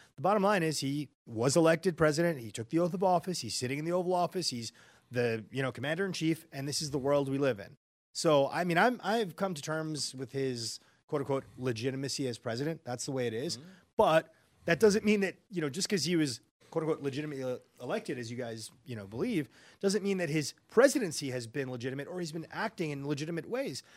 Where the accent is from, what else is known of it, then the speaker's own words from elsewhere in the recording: New York, United States; I'm from New York. I grew up there, you know, in the 80s, 90s